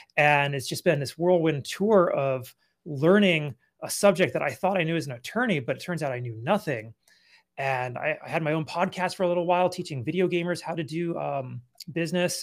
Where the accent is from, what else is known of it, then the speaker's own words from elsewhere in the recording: California, United States; also born or lived in Colorado / Akron, Ohio; now in Nevada, United States; I grew up in California